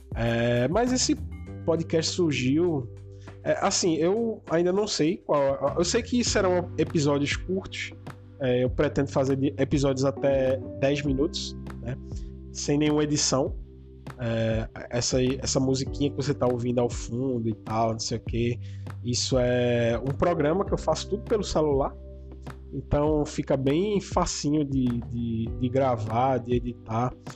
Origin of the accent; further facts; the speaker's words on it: Vitória de Santo Antão, Pernambuco, Brazil; Eu sou de Vitória de Santo Antônio, que fica mais ou menos aí uns 50 quilômetros da, de Recife